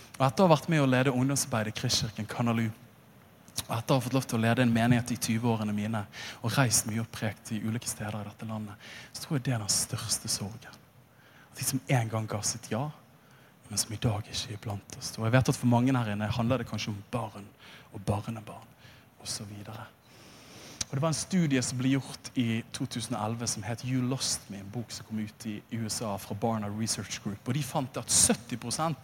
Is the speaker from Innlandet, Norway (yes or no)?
no; Bergen, Vestland, Norway; den evangeliske lutherske frikirke, som jeg vokste opp i i Åsane bydel